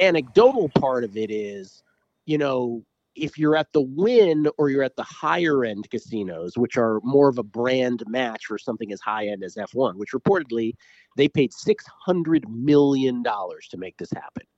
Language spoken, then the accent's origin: English; Washington, District of Columbia, United States; moved away as an adult; also born or lived in San Francisco; now in Las Vegas, United States; I grew up in Washington, D C. I've lived most of my adult life in San Francisco